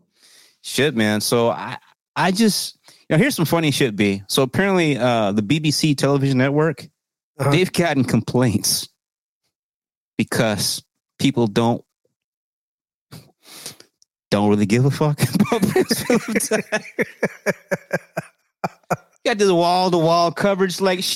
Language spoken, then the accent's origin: English; United Kingdom; As a British commoner, I guess, you know, shit, man.